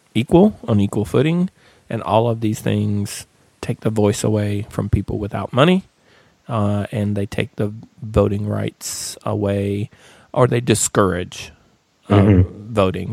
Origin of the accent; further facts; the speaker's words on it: Appalachian Mountains, United States; now in Atlanta, United States; I grew up in the Appalachian Mountains